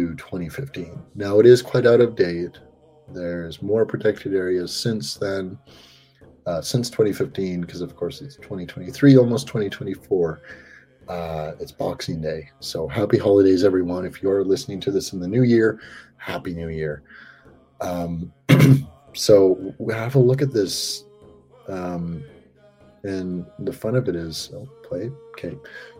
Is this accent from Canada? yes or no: yes; Comox Valley, Vancouver Island, British Columbia, Canada; growing up here on Vancouver Island